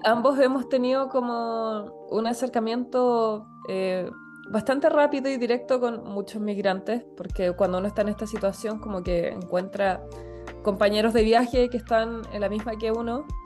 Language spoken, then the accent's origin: Spanish; Chile; now in Spain; nosotros que somos de Chile